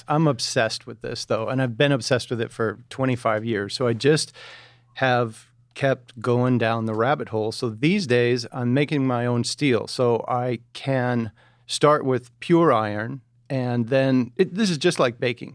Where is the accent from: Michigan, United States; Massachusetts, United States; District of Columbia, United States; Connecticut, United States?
Michigan, United States; outside of Detroit; Just outside of Detroit